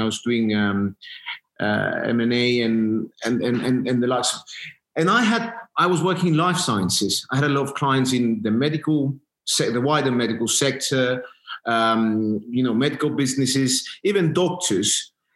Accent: Cyprus; moved away as an adult; now in London, United Kingdom; I'm from Cyprus originally. I, I I've lived my you know my initial my first years in Cyprus. Uh, went to school there, and then I came.

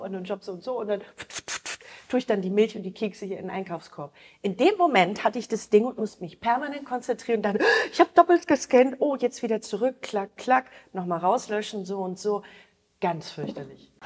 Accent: Osnabrück, Lower Saxony, Germany; Osnabrück, mein Heimatort

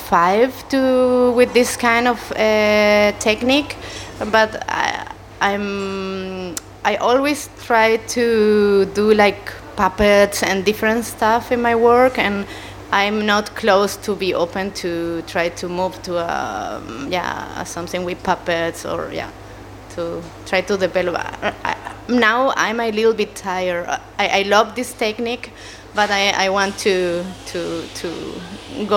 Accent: Chile; English is a second language; moved away; I come from Chile, South America.

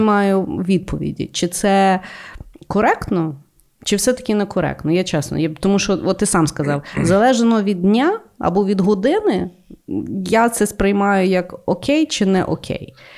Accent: Ukraine; я українка

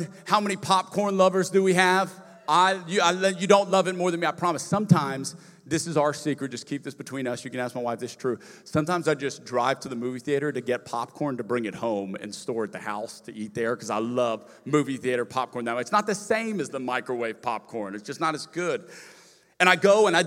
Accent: Lafayette, Louisiana, United States; moved away; I'm from Lafayette, Louisiana originally

